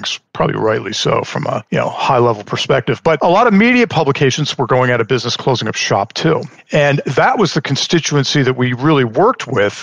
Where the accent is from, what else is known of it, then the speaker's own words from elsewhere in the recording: Long Island, New York, United States; moved away as an adult; also born or lived in Pennsylvania; now in Houston, United States; I grew up in Long Island, New York. So born and raised there